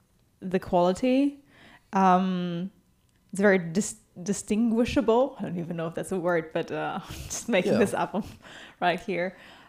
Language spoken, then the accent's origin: English; Germany; I'm from Germany.